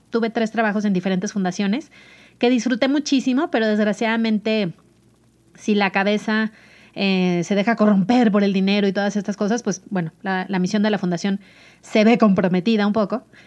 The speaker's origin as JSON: {"language": "Spanish", "town": "Mazatlán", "region": "Sinaloa", "country": "Mexico", "tie": "born or raised there", "moved": "as an adult", "lives_now": "Mexico City, Mexico"}